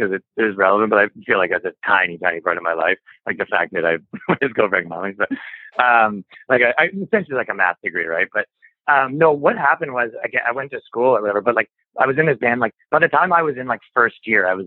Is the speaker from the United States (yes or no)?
no; Canada; I'm from Canada